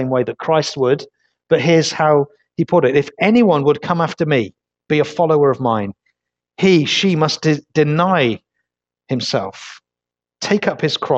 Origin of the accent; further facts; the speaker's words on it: Leicester, East Midlands, United Kingdom; now in Weymouth, United Kingdom; Originally, I'm not from Weymouth. I'm from Leicester